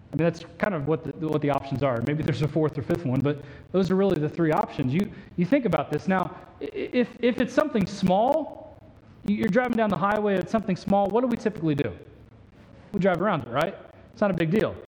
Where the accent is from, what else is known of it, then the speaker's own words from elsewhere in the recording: Indiana, United States; the church culture I grew up in in Indiana